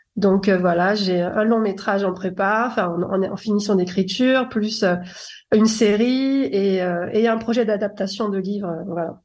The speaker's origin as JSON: {"language": "French", "town": "Paris", "region": "Île-de-France", "country": "France", "tie": "born or raised there", "said": "moi je suis née à Paris"}